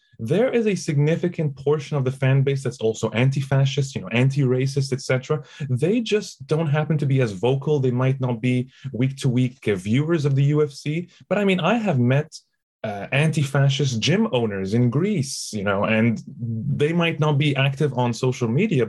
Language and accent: English; Egypt; moved away as an adult; also born or lived in Toronto, Canada; I grew up in Egypt